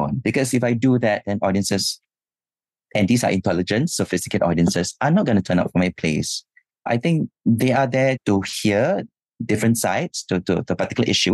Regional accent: Singapore; growing up in Singapore

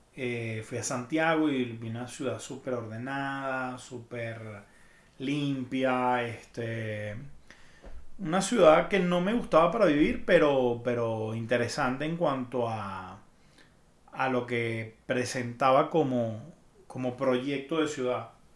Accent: Venezuela; moved away as an adult; now in Mexico City, Mexico; me fui de Venezuela

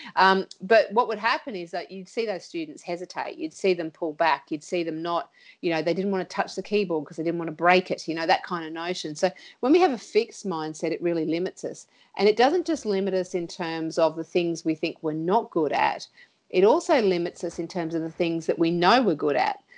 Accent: Sunshine Coast, Queensland, Australia; moved away as an adult; now in Townsville, Australia; I grew up on the Sunshine Coast

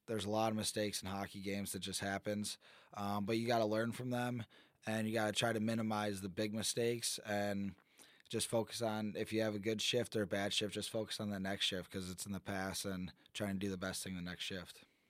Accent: Michigan, United States; moved away; I'm from Michigan.

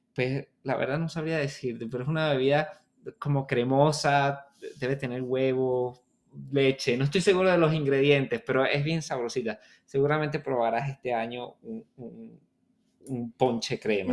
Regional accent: Venezuela

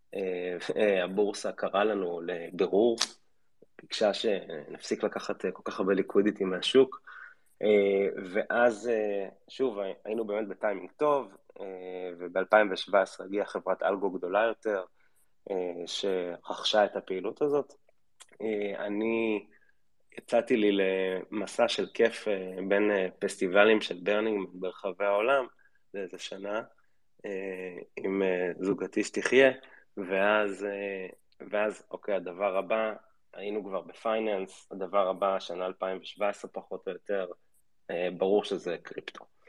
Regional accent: Israel

